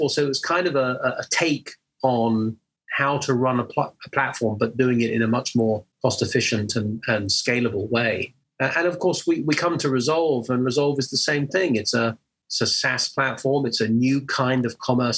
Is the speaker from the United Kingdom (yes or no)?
yes; England, United Kingdom; you can hear that I'm an English guy based in the UK